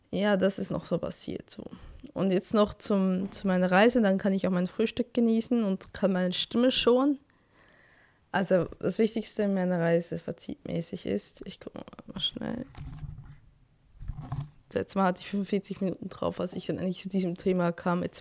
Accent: Switzerland; now in Germany; ich bin ja Schweizerin.

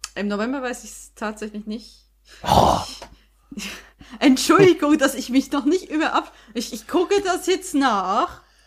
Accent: Switzerland; now in Germany; Ich bin weiterhin mhm. Schweizerin

